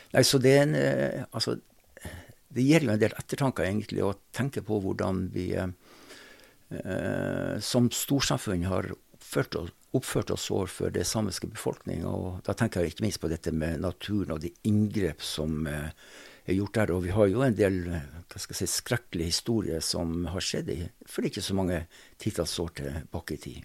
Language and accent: Norwegian; Sortland, Nordland, Norway; accent: North Norwegian; moved away as an adult; now in Drammen, Norway; når jeg vokste opp, på tidlig 60, så var det slik at eh, da var det ikke sånn at man jobba en periode om bord og en periode på land. Da var det slik at eh, de fulgte renneskøyta fra Sortland, der jeg kommer fra